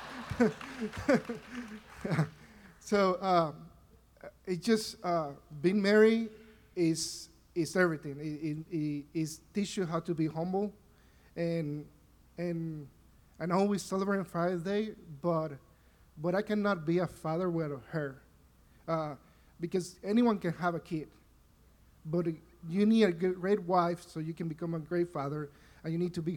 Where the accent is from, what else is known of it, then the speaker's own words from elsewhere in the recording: Panama; moved away as an adult; now in Tuscaloosa, United States; I grew up in Panama.